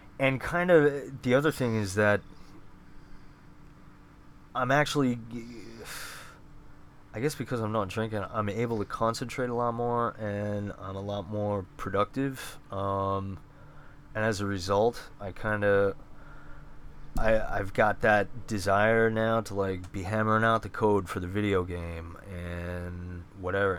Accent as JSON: {"language": "English", "town": "Bethpage", "region": "New York", "country": "United States", "tie": "born or raised there", "said": "I grew up in Bethpage"}